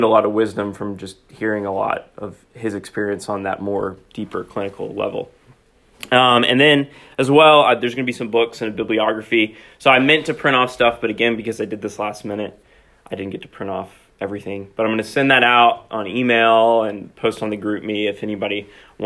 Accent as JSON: {"language": "English", "town": "Knoxville", "region": "Tennessee", "country": "United States", "also_born_or_lived": "Philadelphia, Pennsylvania", "moved": "as an adult", "lives_now": "Indiana, Pennsylvania, United States", "said": "I'm originally from Knoxville, Tennessee"}